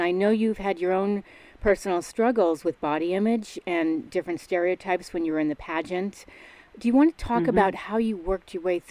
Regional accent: Stamford, Connecticut, United States; also born or lived in New York; I'm from the East Coast, by the way, too. I grew up in Stamford, Connecticut, in New York.

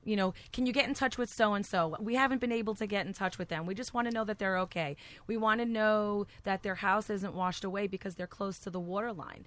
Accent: Cliffside Park, New Jersey, United States; moved away; I grew up in Cliffside Park

